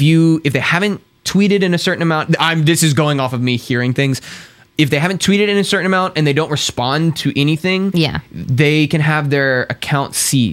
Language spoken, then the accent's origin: English; Houston, Texas, United States; moved away as an adult; And it's in Houston. It's my hometown.